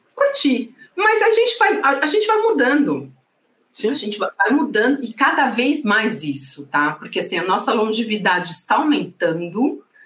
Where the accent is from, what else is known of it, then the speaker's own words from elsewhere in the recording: Santos, São Paulo, Brazil; sou de Santos